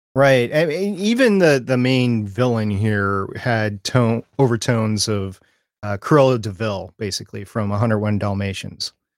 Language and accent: English; Minneapolis–Saint Paul, Minnesota, United States; I grew up in the Twin Cities. of Minnesota, Saint Paul, Minneapolis, and we moved suburbs that summer